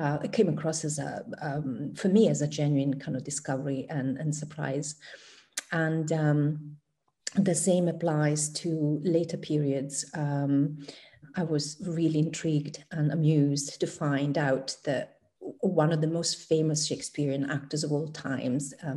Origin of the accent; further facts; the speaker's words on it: Italy; first language Italian; English is a second language; moved away as an adult; now in United Kingdom; My first language is Italian